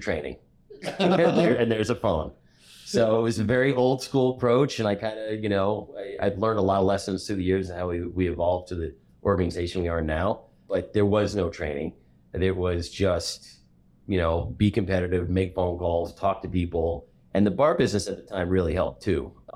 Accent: Boca Raton, Florida, United States; moved away as an adult; also born or lived in Greensboro, North Carolina; now in Chicago, United States; I grew up in Boca Raton, Florida

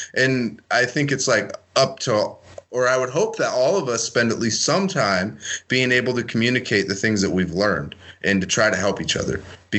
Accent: San Francisco, California, United States; moved away; also born or lived in Idaho; I grew up in the Bay Area, right, in, like, San Francisco, California, and I got moved to a town of 300 in Idaho

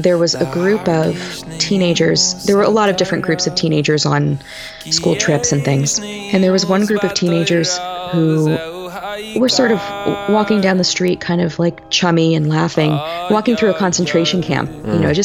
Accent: New York, United States; growing up in New York in the 80s and 90s

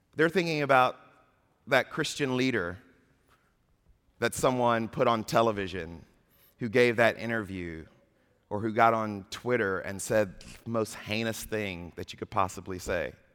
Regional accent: Atlanta, Georgia, United States; my hometown of Atlanta

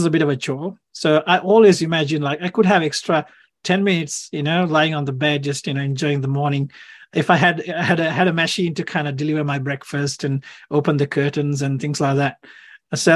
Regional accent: Sri Lanka; now in Australia; I grew up in Sri Lanka

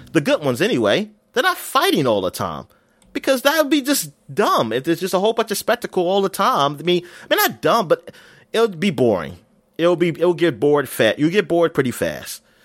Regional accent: United States; I'm American

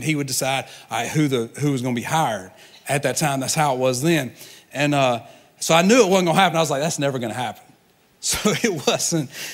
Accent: Georgia, United States; moved away as an adult; now in Tampa, United States; I'm a Georgia boy.

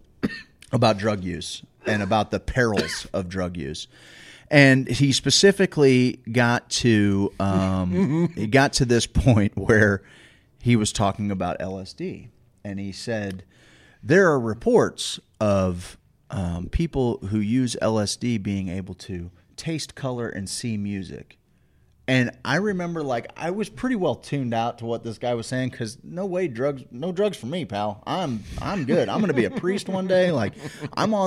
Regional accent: St. Louis, Missouri, United States; growing up in South City, St. Louis

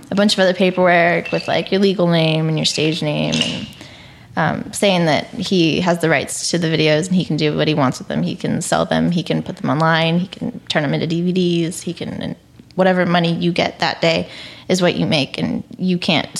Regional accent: California, United States; now in Texas, United States; I'm from California, but I live in Texas.

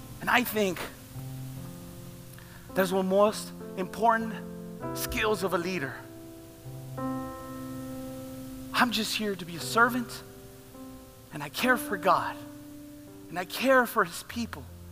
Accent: Laredo, Texas, United States; I love Laredo. This is my hometown.

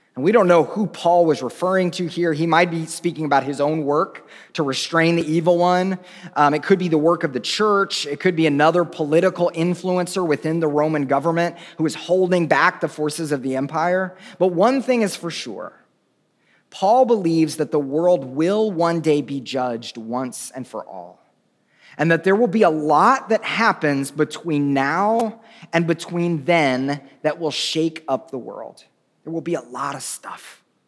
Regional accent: Tulsa, Oklahoma, United States; I'm from Oklahoma

